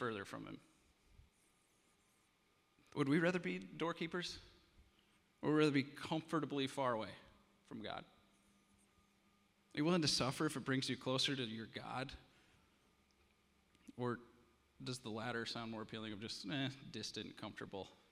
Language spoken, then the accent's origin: English; Iowa, United States; I'm from Iowa